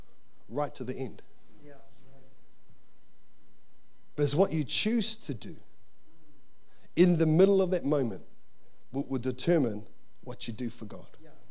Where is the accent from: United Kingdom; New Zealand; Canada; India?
New Zealand; Wainuiomata, Wellington; I can't really do it because I'm from Wainumata, and you know, I haven't really got an upbringing